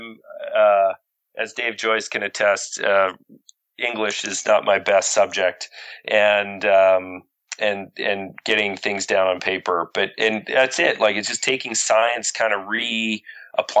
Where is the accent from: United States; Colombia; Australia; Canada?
Canada; being grown up in Canada